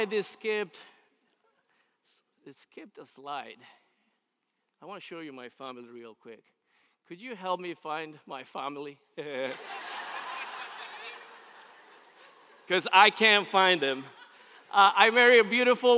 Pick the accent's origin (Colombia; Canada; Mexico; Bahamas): Colombia; moved away; I was actually born in Colombia, South America